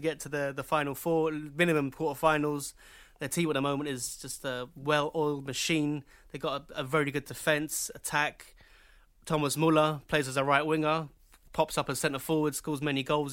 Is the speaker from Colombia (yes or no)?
yes; Colombia; moved away; I was from Colombia